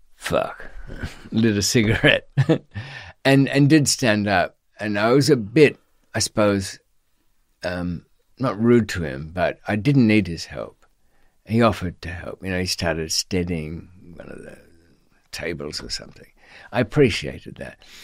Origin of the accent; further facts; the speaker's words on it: Australia; accent: Australian; I was on Australian passport